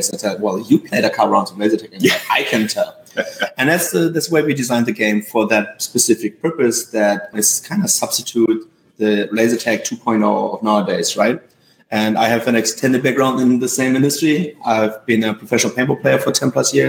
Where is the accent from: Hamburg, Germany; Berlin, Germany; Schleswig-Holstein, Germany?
Hamburg, Germany; Well, I am a hamburger since I'm from Hamburg